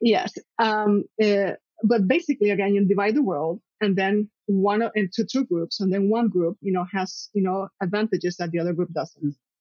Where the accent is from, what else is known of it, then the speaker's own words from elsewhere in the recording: Puerto Rico; I was uh, born and raised in Puerto Rico